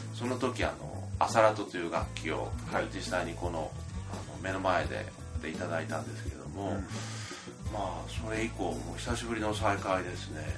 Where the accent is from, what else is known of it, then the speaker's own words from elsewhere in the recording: Kanto, Japan; 僕も関東出身ですけど